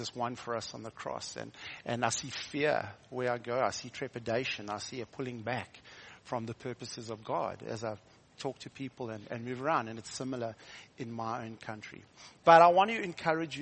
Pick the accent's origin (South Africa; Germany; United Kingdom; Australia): South Africa; also born or lived in Hilton, near Durban, South Africa; I'm from South Africa